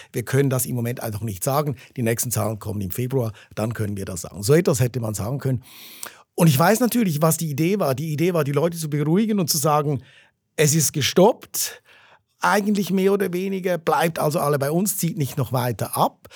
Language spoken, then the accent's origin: German; Zurich, Switzerland; ich bin Zürcher, ich bin in der Stadt Zürich aufgewachsen